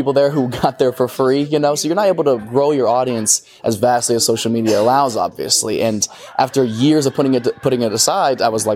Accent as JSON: {"language": "English", "region": "Ohio", "country": "United States", "tie": "born or raised there", "said": "Columbus, Ohio, which is just outside my hometown in Ohio"}